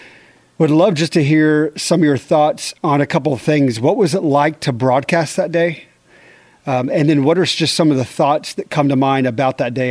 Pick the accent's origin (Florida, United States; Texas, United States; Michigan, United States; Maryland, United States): Texas, United States; Austin; I grew up here in the Austin area, and so I was a teenager when you began broadcasting here in Austin.